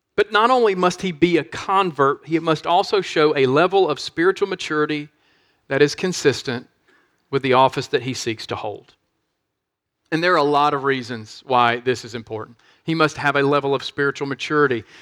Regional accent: Monroe, Louisiana, United States; my hometown of Monroe, Louisiana

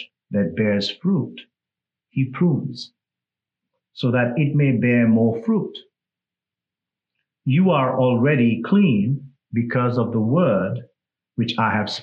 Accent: India; English is a second language; moved away; I'm from India

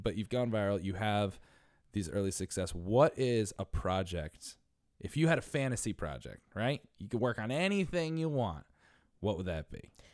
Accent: Connecticut, United States; now in New York City, United States; I'm from Connecticut

